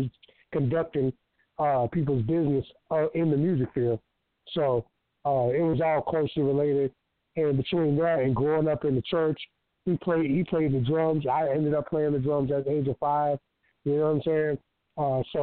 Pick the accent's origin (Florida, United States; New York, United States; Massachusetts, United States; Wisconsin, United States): Florida, United States; DeLand; I'm from Florida, D-Land, Florida